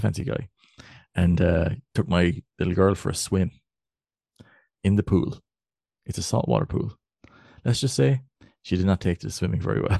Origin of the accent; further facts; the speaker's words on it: West Cork, Munster, Ireland; accent: West Cork; my, my, my West Cork accent